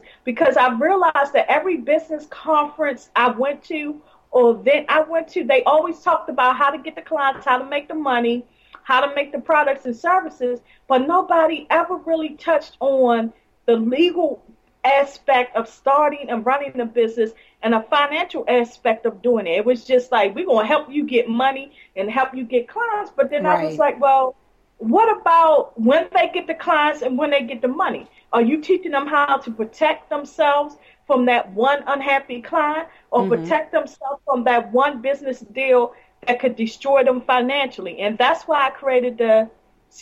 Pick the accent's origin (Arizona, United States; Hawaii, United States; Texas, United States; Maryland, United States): Maryland, United States; Baltimore; Well, I'm from Baltimore, Maryland. And I live in Baltimore City.